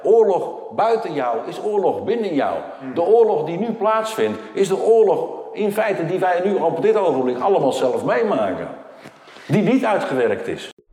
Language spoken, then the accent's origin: Dutch; Portugal; moved away; Ik kom oorspronkelijk uit Portugal